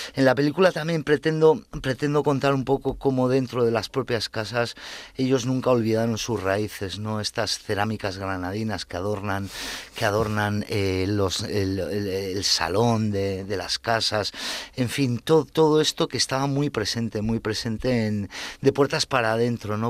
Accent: Basque Country, Spain; moved away; nosotros eh, al ser hijos de inmigrantes y de una clase media obrera tirando a baja, nosotros íbamos a colegios públicos donde eh, el euskera Mm, se estudiaba prácticamente como el francés

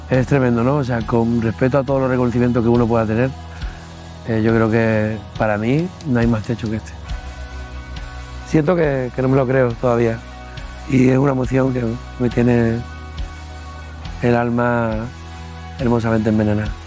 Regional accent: Costa del Sol, Málaga, Andalusia, Spain; accent: Andalusian; Yo soy malagueño de nacimiento, costasoleño de, de crianza. El andaluz es, patrimonio de, nuestro, de nuestra tierra, nuestra forma de hablar.

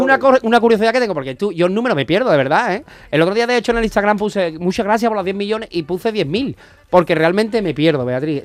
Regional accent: Seville, Andalusia, Spain; nosotros los sevillanos

